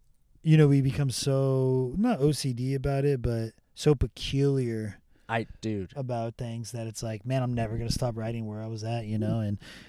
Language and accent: English; Rancho Cucamonga, California, United States; Rancho Cucamonga, California.